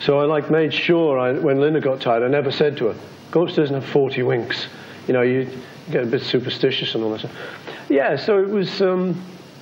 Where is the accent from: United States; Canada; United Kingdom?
United Kingdom; I'm British